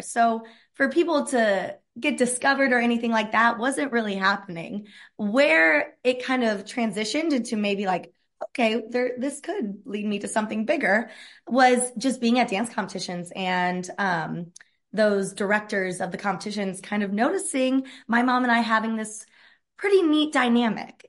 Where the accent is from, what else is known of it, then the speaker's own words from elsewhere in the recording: Evansville, Indiana, United States; I am born and raised in Evansville, Indiana, and grew up dancing my whole entire life